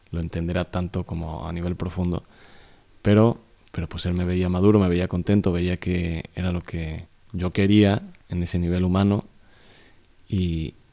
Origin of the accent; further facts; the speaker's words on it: Mexico City, Mexico; moved away; soy del Ciudad de México del, Distrito Federal, bueno, le han cambiado el nombre, Ciudad de México. Nací en el 80, de hecho hoy es mi cumpleaños